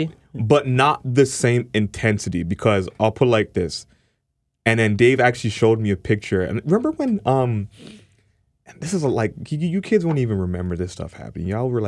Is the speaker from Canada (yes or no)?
yes; Canada; especially being a Canadian artist.